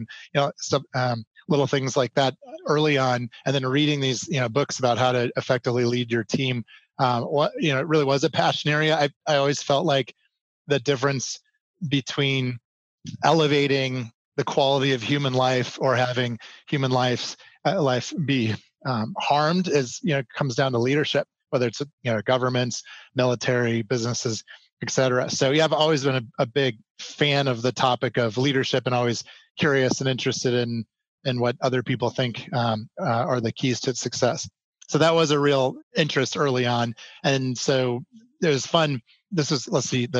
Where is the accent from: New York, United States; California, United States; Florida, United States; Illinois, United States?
Illinois, United States; Chicago; moved away as an adult; also born or lived in Los Angeles; now in Colorado, United States; I grew up in the Chicagoland area. So I'm from Chicago, and those were my formative years